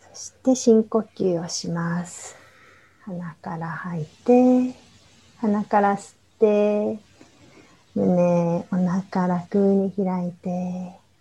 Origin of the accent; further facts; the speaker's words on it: Japan; also born or lived in Egypt / India; 日本で生まれ育ってるので